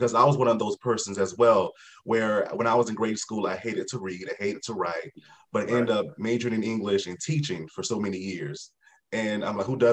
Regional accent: Mullins, South Carolina, United States; my hometown of Mullins, South Carolina

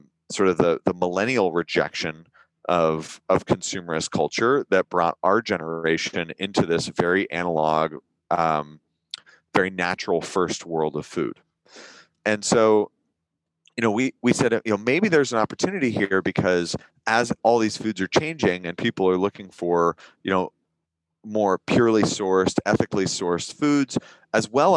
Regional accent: Northern California, United States; I grew up in Northern California

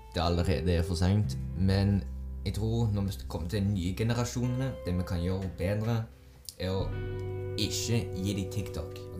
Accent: Azerbaijan; moved away; Aserbajdsjan, der jeg kommer fra

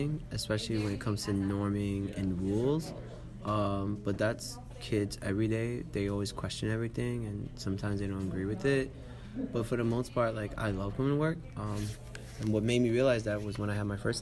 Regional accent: New York City, New York, United States; I'm from Brooklyn

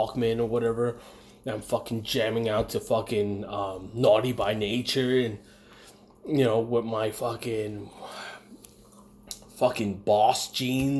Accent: United States; also born or lived in Arizona; I was born here

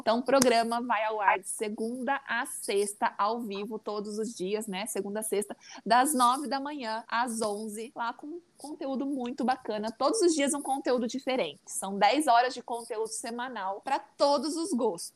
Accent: interior of São Paulo, Brazil; accent: caipira; eu tinha um sotaque caipira muito feio.

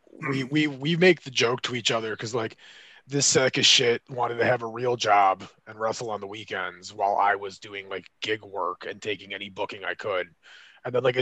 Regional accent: Michigan, United States; We're from Michigan.

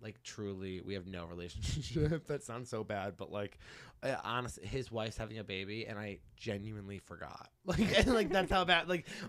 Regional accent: Massachusetts, United States; from Western Mass.

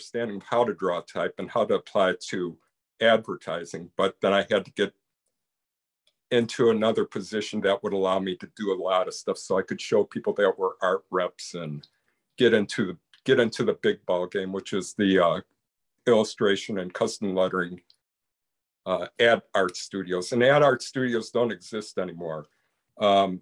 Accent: Chicago, Illinois, United States; I grew up in the Chicago area

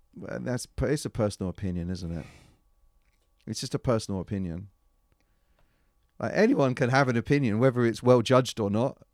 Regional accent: London, United Kingdom; I was from London

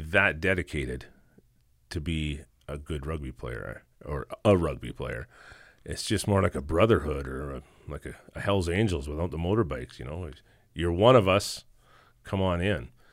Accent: Simpson, Saskatchewan, Canada; moved away as an adult; now in Meadow Lake, Canada; still living back in my hometown, Simpson, Saskatchewan, an hour and a half southeast of Saskatoon.

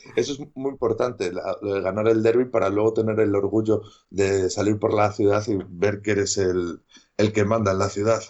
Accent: Valladolid, Castile and León, Spain; also born or lived in Medina de Rioseco; yo soy de Valladolid, pero soy de un pueblo de, unos 40 mm, kilómetros de Valladolid, se llama Medina de Río Seco, y yo me, yo me crié ahí hasta los 12 años

